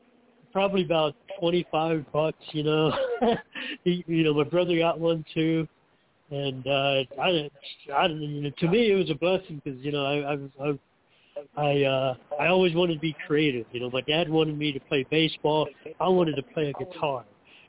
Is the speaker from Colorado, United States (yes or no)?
yes; Fort Carson, Colorado, United States; born there; also born or lived in Hanau, Germany / Clarksville, Tennessee / Würzburg, Germany; I was born in Colorado, in Fort Carson in Colorado. Then we was in Hanau, I'm going to say probably 69 to 73. And then my dad was stationed at Fort Campbell, Kentucky. And we lived in Clarksville, Tennessee.